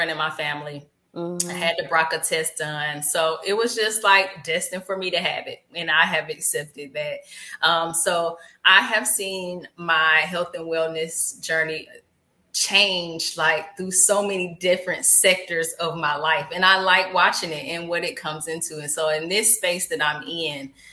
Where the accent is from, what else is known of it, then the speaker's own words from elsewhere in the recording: Atlanta, Georgia, United States; moved away as an adult; now in Portland, United States; I am originally from Atlanta, Georgia